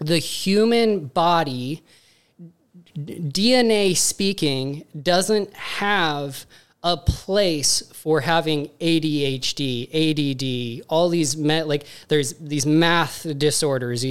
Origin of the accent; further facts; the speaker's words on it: Montana, United States; moved away as an adult; also born or lived in Missoula, Montana / California; now in Tampa, United States; I'm originally from Montana.